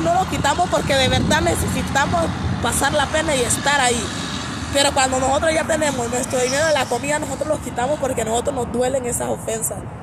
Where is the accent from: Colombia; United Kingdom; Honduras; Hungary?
Honduras; Río Esteban, Colón; moved away as an adult; now in Mexico; Yo soy de Honduras, de la comunidad de Río Esteban, de Colón